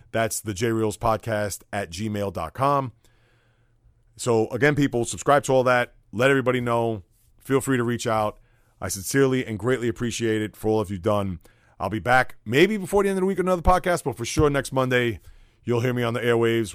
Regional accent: New York City, New York, United States; as a young boy growing up in the Bronx

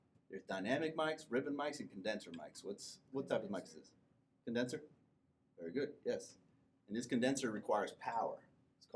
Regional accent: Central Florida, United States; now in Atlanta, United States; I'm from Central Florida originally.

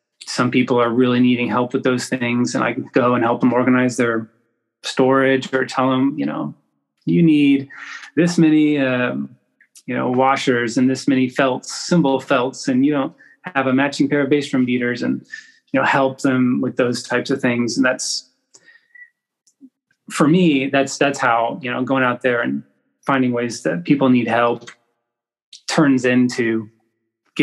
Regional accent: Edmond, Oklahoma, United States; moved away as an adult; now in Jenks, United States; I grew up in Edmond, Oklahoma, which is a nice little suburb just north of Oklahoma City

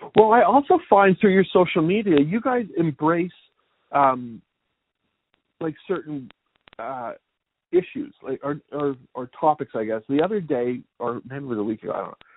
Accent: Canada; now in United States; I'm originally from Canada

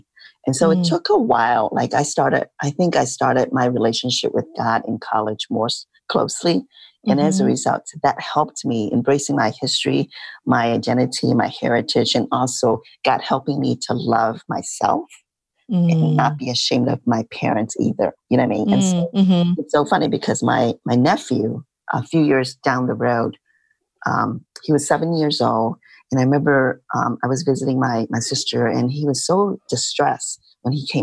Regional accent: Midwest, United States; So I grew up in the Midwest, but my family came to the States when I was little. So I'm a Midwestern girl.

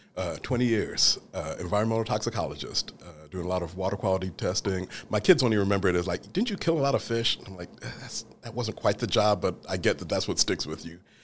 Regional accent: Franklin, Indiana, United States; also born or lived in London, England; When I was a child, we moved from London, England to, uh, Franklin, Indiana

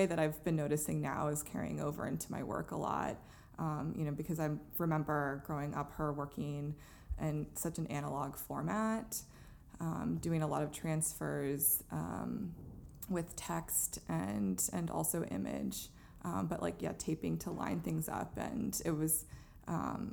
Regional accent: Gaithersburg, Maryland, United States; moved away as an adult; also born or lived in Baltimore, Maryland / Sunset Park, Brooklyn; now in Brooklyn, United States; I grew up in Maryland, in a very suburban neighborhood. It was the Gaithersburg, Germantown area

